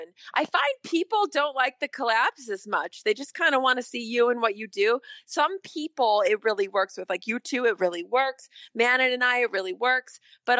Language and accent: English; Chicago, Illinois, United States; now in Los Angeles, United States; I have friends that I grew up with in Chicago